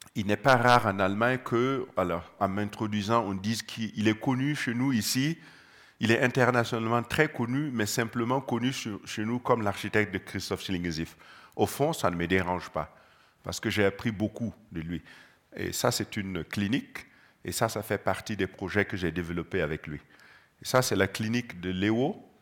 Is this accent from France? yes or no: no; Gando, Centre-Est, Burkina Faso; je suis né au Burkina, précisément à Gando